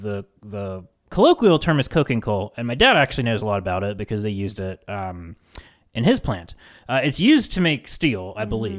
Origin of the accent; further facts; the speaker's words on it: West Virginia, United States; my home state of West Virginia